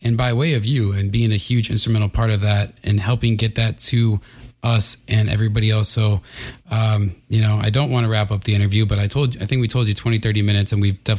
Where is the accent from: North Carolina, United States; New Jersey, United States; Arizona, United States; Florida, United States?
Arizona, United States; moved away; when I moved away from Arizona